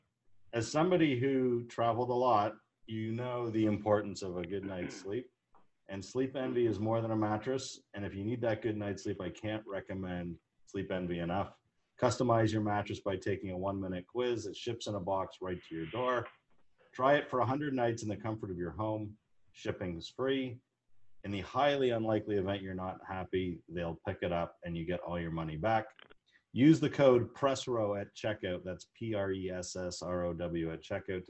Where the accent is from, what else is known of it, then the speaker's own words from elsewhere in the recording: Toronto, Ontario, Canada; I'm from Toronto.